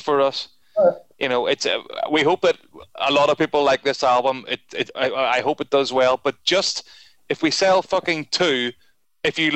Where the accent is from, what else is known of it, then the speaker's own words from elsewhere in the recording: Belfast, Northern Ireland, United Kingdom; moved away as an adult; now in Dublin, Ireland; I'm a Protestant from Belfast